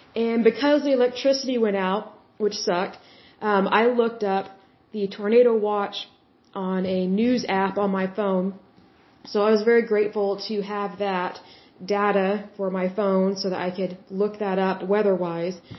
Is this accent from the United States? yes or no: yes; Yukon, Oklahoma, United States; I grew up in Yukon, Oklahoma, and uh, now I live in Oklahoma City